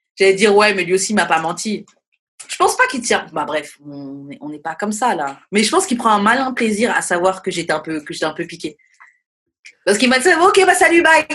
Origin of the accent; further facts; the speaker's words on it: France; je suis française